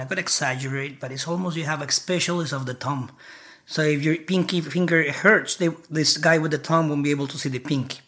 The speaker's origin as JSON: {"language": "English", "region": "Bogotá", "country": "Colombia", "tie": "born or raised there", "moved": "yes", "lives_now": "United States", "said": "I'm from Colombia. I was born and uh, brought up in Bogota, Bogota City."}